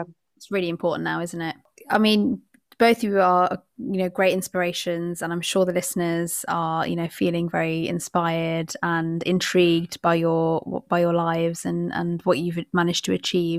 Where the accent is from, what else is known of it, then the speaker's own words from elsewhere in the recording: United Kingdom; As a British Bangladeshi